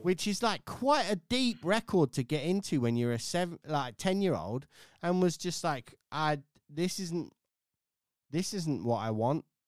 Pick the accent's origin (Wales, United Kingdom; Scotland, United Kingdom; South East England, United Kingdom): South East England, United Kingdom; village outside of Wokingham; I grew up in a little sort of village outside of Wokingham, which is outside of Reading.